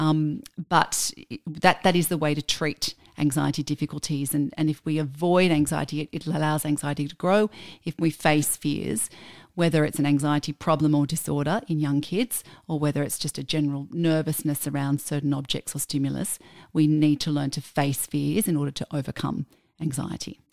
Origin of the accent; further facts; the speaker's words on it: Australia; we're Australian